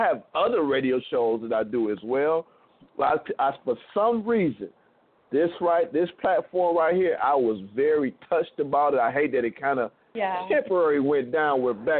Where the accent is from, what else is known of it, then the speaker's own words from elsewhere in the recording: Toledo, Ohio, United States; now in Atlanta, United States; I always give Toledo, Ohio, the much respect where I came from